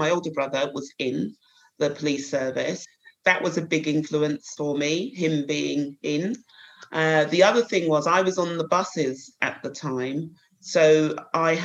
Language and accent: English; Croydon, London, United Kingdom; I was brought up in Croydon, a little place just outside the town, outside of London, local Croydon. So I was born and bred there